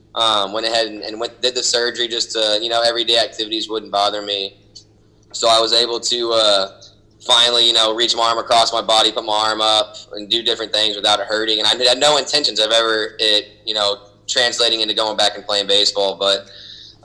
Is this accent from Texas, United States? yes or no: yes; Houston, Texas, United States; also born or lived in Southlake, Texas; I grew up in Houston, Texas, so we grew up playing Little League around there.